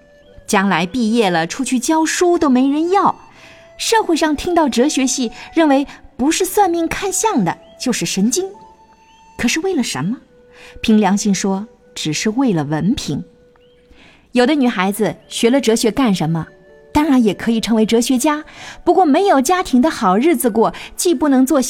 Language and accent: Chinese; China; 我们中国人过去读书，老实说不为别人求学问，而现在一般人求学问，的确是为别人求学问。